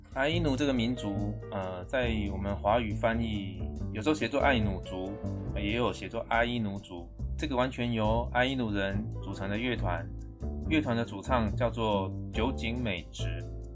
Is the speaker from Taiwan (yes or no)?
yes; Taiwan